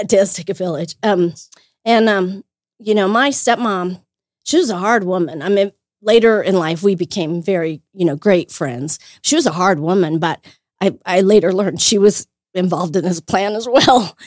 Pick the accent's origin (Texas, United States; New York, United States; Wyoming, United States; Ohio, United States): Wyoming, United States; Wheatland; now in Greeley, United States; I grew up in Wheatland, Wyoming